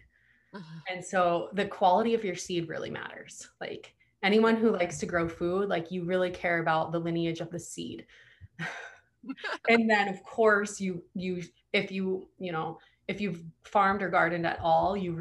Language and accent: English; Hawaii, United States; I'm from Hawaii